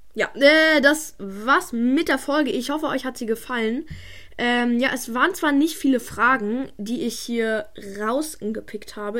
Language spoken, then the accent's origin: German; Munich, Bavaria, Germany; now in Berlin, Germany; ich bin in, in München geboren